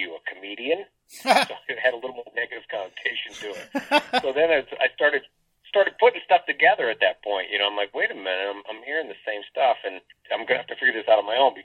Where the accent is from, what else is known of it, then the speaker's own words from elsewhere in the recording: Lafayette, Indiana, United States; moved away; Originally, I'm from a small town, Lafayette, Indiana, which is in between like Indianapolis and Chicago